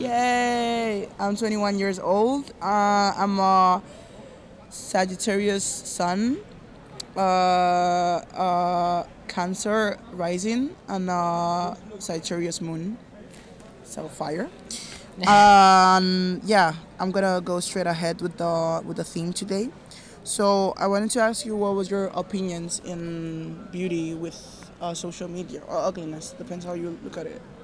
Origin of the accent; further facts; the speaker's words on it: Nigeria; I'm Nigerian